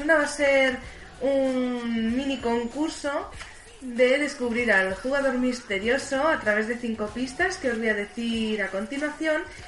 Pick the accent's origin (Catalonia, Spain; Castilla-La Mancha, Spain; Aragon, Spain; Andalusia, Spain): Catalonia, Spain; Barcelona; estamos en Barcelona, somos de Barcelona